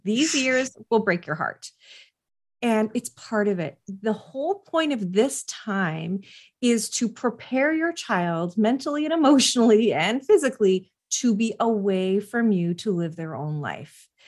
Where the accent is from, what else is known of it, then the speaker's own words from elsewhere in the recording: West Coast, Canada; I'm Canadian and, uh, from the West Coast